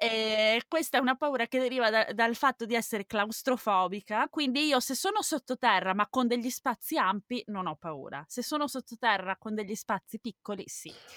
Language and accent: Italian; Veneto, Italy; now in Germany; dalle mie parti non intendo dove si parla latino, ma intendo dove si parla dialetto veneto